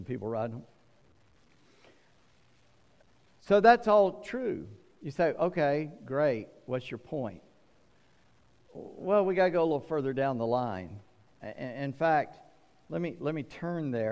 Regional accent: the South, United States; I'm from the South where I got a second cousin twice removed

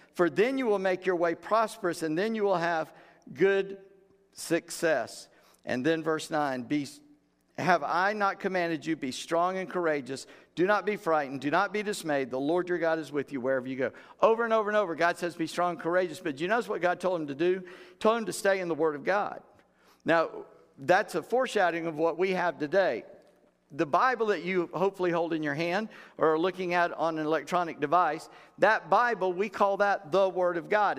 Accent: United States; we're American Christians

